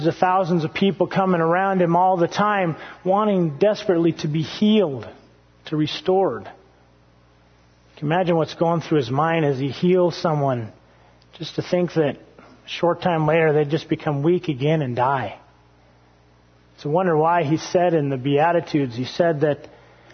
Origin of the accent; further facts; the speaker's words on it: Hawaii, United States; moved away; I grew up, I was born in Hawaii